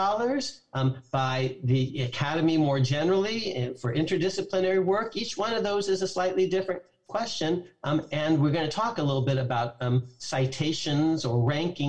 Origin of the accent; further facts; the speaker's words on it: San Francisco, California, United States; I grew up in San Francisco and used to go to San Francisco Giants games